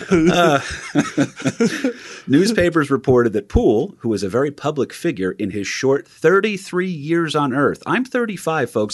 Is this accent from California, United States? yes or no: no; New Jersey, United States; That's what growing up in Jersey is, is that you hear about the New York City mayor